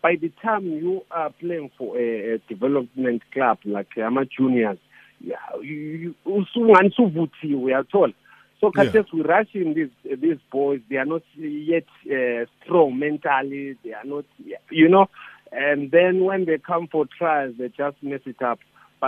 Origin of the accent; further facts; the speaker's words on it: Kwekwe, Midlands, Zimbabwe; But I was actually available from Makwekwe.